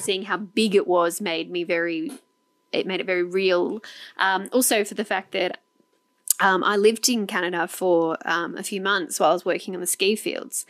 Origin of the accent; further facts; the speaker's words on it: Australia; we're Australians from Australia